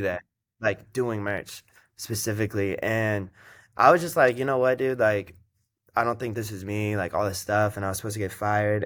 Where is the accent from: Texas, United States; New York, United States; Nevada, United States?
Nevada, United States; Las Vegas; now in Los Angeles, United States; I was born and raised in Vegas